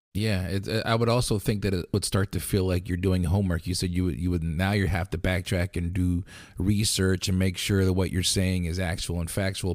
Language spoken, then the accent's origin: English; Lancaster, Pennsylvania, United States; we're from Lancaster.